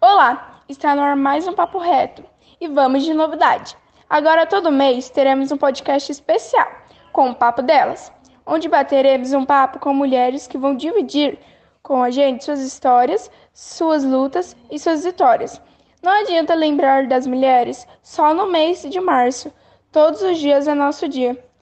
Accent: Teresina, Piauí, Brazil; Nasci em Teresina, na cidade, na capital do Piauí, na capital do Piauí

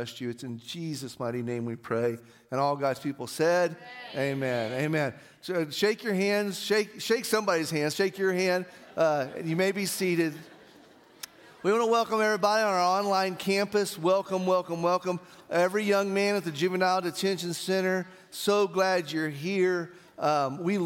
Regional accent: Artesia, New Mexico, United States; growing up in Artesia and my dad being purchasing manager for Yates Petroleum

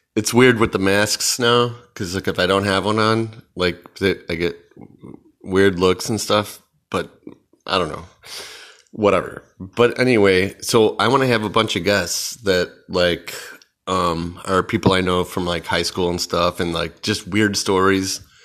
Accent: Chicago, Illinois, United States; I'm from Chicago

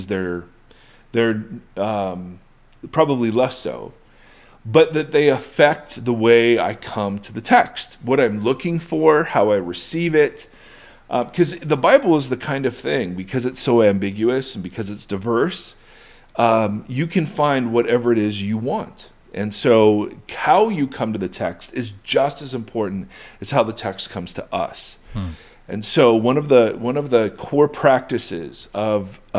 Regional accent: United States; as an American Westerner

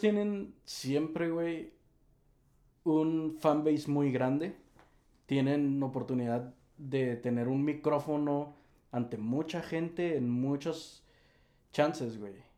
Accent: Tijuana, Baja California, Mexico; somos de Tijuana, Baja California, de lo más al norte del país.

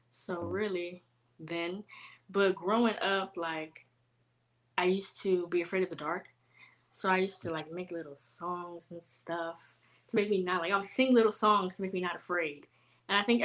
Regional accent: Houston, Texas, United States; also born or lived in San Antonio; growing up in Houston

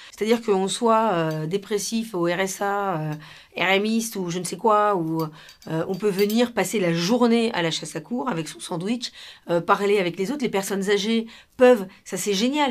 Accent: Peru; now in France; Quand on a grandi en Amérique du Sud, au Pérou, dans les Andes

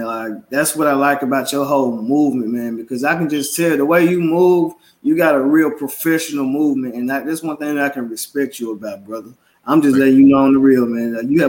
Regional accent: Memphis, Tennessee, United States; Memphis, my hometown.

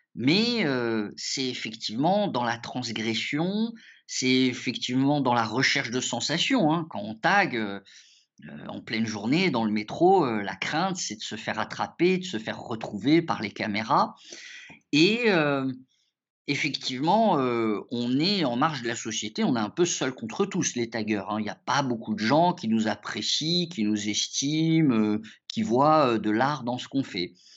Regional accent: France; born or raised there; also born or lived in Morocco

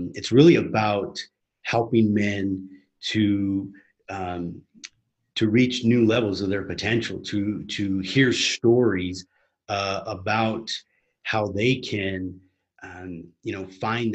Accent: United States; moved away as an adult; now in Medellin, Colombia; I'm currently in Medellin, Colombia, and I'm an American

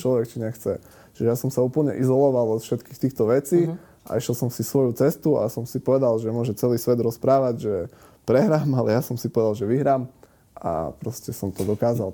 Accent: Prešov, Prešov Region, Slovakia; also born or lived in Košice; narodil som sa v Prešove, takže som Prešovčan

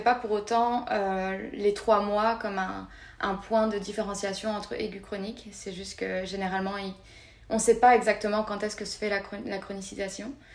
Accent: France; moved away as an adult; now in Montreal, Canada; on est assez bien accueillis en tant que Français

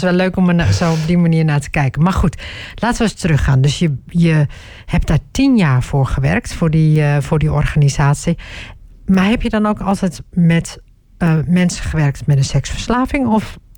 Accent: Groningen, Netherlands; Ik ben zelf opgegroeid in Groningen

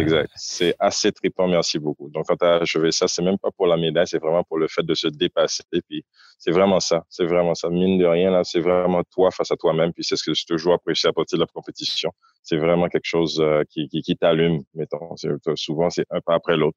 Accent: Port-au-Prince, Ouest, Haiti; moved away as an adult; also born or lived in Ottawa, Canada; now in Montreal, Canada; Je suis né à Ottawa, mais effectivement, j'ai grandi à Port-au-Prince

